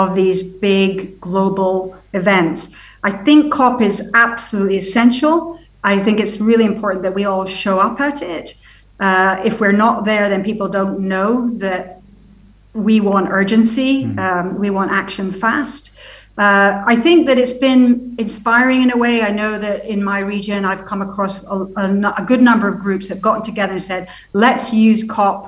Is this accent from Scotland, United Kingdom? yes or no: yes; Scotland, United Kingdom; moved away; also born or lived in United States; I've been living in the States for 20 years before I came back to Scotland